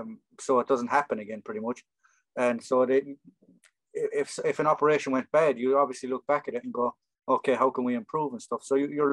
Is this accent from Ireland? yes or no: yes; Ireland; growing up in Ireland at the time in the 80s